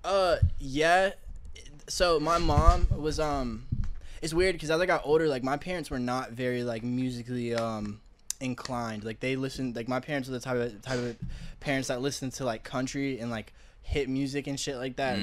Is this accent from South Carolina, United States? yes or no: yes; Columbia, South Carolina, United States; now in North Carolina, United States; I grew up in Columbia, South Carolina.